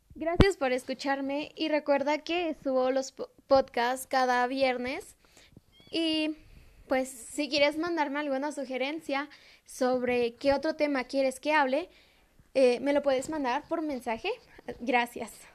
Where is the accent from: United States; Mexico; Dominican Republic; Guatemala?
Mexico; San Bernardino Tlaxcalancingo, Puebla; En mi pueblo, que es San Bernardino Tlaxcalantingo